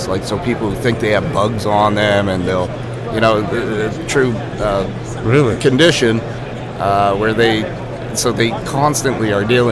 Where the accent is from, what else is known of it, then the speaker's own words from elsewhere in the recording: Maine, United States; So I'm from Maine